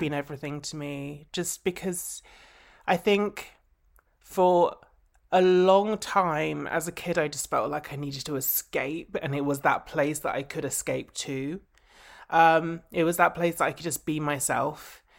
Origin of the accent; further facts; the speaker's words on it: Essex, East of England, United Kingdom; I grew up in Essex.